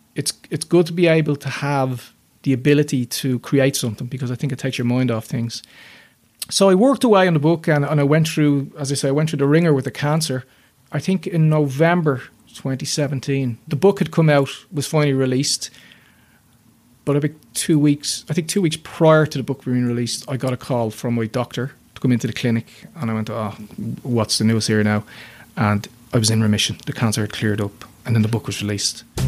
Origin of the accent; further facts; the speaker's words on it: Dublin, Leinster, Ireland; I grew up in North North Dublin, close enough to the city